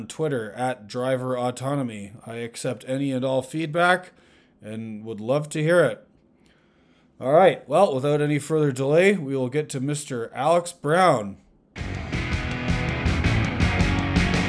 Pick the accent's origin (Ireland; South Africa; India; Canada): Canada; Ottawa, Ontario; now in United States; I live in the United States now. I did go home to Ottawa